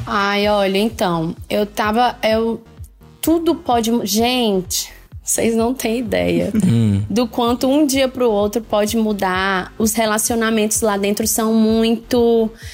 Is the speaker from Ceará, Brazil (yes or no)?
yes; Fortaleza, Ceará, Brazil; sou de Fortaleza